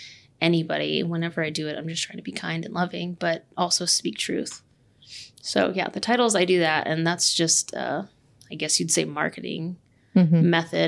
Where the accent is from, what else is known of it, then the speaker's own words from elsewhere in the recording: Austin, Texas, United States; moved away as an adult; also born or lived in Lubbock, Texas / Canyon, Texas; I'm from Austin, Texas. I was born and raised in Austin.